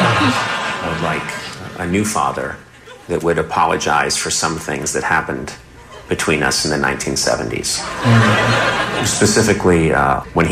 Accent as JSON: {"language": "English", "town": "Los Angeles", "region": "California", "country": "United States", "said": "I'm from Los Angeles."}